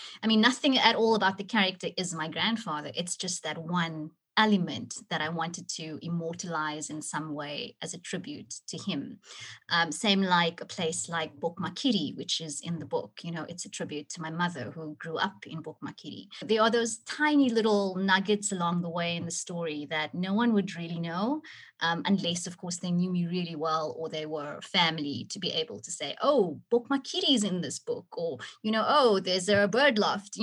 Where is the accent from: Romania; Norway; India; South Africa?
South Africa; Cape Town, Western Cape; Cape Town is my city, you know, it's my hometown